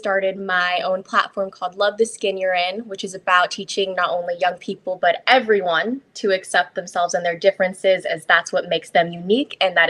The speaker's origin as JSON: {"language": "English", "town": "Las Vegas", "region": "Nevada", "country": "United States", "tie": "born or raised there", "also_born_or_lived": "Honolulu, Hawaii", "said": "I was born in Honolulu, Hawaii, but I was raised in Las Vegas, Nevada. I'm 24 years old"}